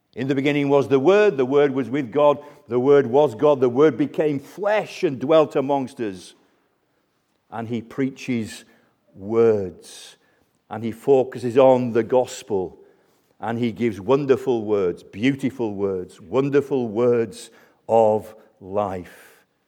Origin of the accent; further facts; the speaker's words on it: United Kingdom; we're British